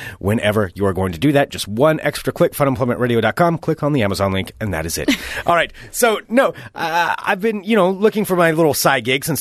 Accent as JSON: {"language": "English", "town": "Independence", "country": "United States", "tie": "born or raised there", "said": "I grew up in Independence. You know, I grew up on a gravel road"}